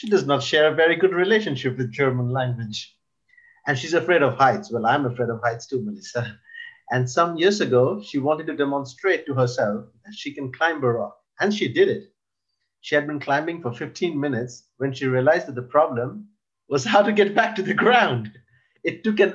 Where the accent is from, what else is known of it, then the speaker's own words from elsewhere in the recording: Ireland; now in Sweden; I've grown up for most parts in Ireland